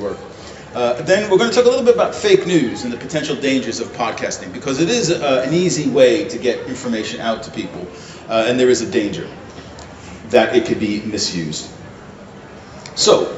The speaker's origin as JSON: {"language": "English", "country": "United States", "moved": "as an adult", "lives_now": "Sweden", "said": "I'm an American, I've been living in Sweden for a long time"}